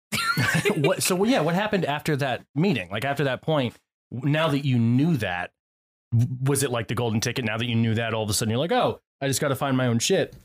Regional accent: Connecticut, United States; I grew up in Connecticut

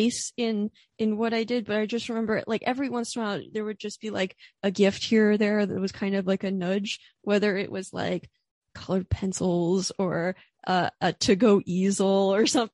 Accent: Orefield, Pennsylvania, United States; moved away; also born or lived in Philadelphia; I'm from Orfield, Pennsylvania, which is like, it's like the suburbs right before the middle of nowhere.

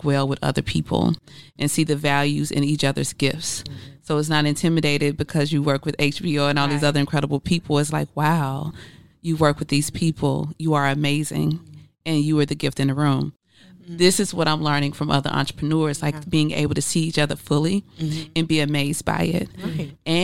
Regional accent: Mississippi, United States; now in Atlanta, United States; the way I was raised in Mississippi

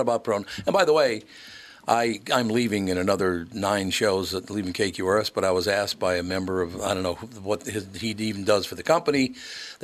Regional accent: Minneapolis, Minnesota, United States; moved away as an adult; also born or lived in Grand Forks, North Dakota; I grew up in North Minneapolis.

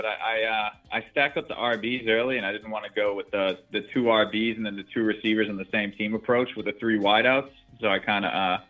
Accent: Massachusetts, United States; now in New Hampshire, United States; I'm from Massachusetts, but I'm living in New Hampshire right now.

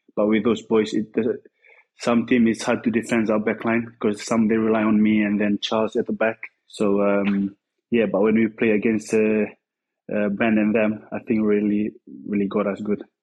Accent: Fiji; moved away as an adult; now in Bristol, United Kingdom; we growing up back home, I mean, in the village

